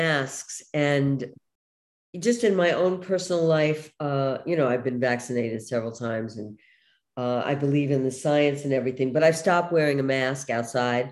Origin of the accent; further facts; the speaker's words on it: New York City, New York, United States; moved away; where I grew up in Brooklyn